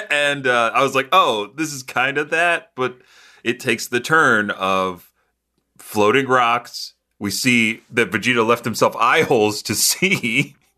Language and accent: English; United States; being an American